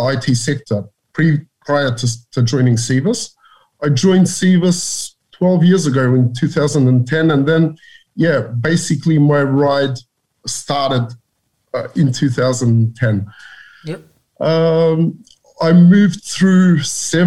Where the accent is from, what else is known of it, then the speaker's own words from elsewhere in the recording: Australia; moved away as an adult; also born or lived in Macedonia; I grew up in Australia, where I finished my elementary